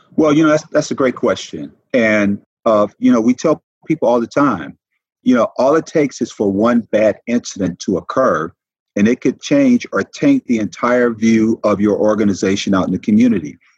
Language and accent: English; Detroit, Michigan, United States; also born or lived in Peoria, Arizona; now in Savannah, United States; growing up in Detroit